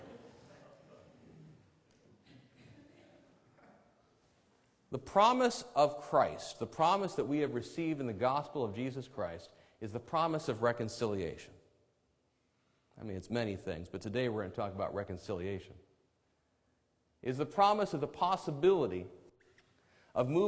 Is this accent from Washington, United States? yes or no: yes; Enumclaw Plateau, Washington, United States; accent: drawl; also born or lived in Auburn, Washington; I'm a suburban kid from Auburn. I grew up on the Enumclaw Plateau.